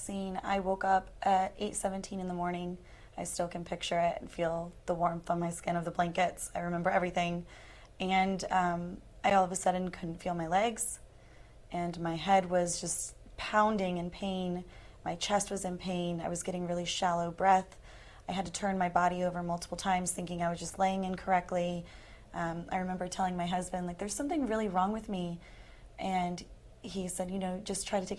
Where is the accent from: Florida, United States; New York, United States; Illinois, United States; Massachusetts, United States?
Florida, United States; Tampa; I'm from Tampa, Florida. And born and raised